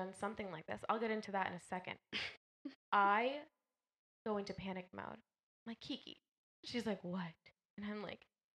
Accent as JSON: {"language": "English", "area": "the Bay Area", "region": "California", "country": "United States", "moved": "yes", "lives_now": "Las Vegas, United States", "said": "even though I'm from the Bay."}